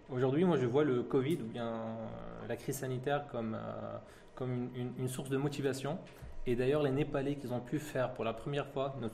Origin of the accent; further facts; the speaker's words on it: France; born there; Donc, je suis né en France